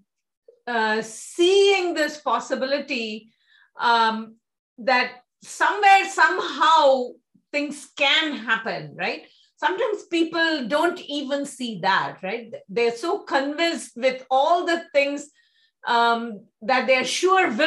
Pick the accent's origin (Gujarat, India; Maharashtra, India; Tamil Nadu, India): Maharashtra, India; Mumbai; I grew up in Mumbai. So I went to Tamil medium school in Mumbai. I've never actually lived in Chennai.